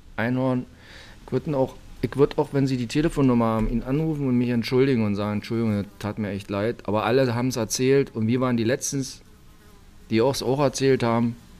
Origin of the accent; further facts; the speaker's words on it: Karl-Marx-Stadt District, today Saxony, Germany; Ich bin noch nicht aus Sachsen, ich bin aus dem Bezirk Karl-Marx-Stadt